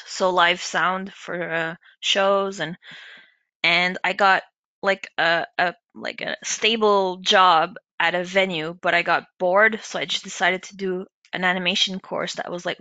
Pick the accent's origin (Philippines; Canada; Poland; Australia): Canada; moved away as an adult; now in United Kingdom; I work in the UK, but I'm a Canadian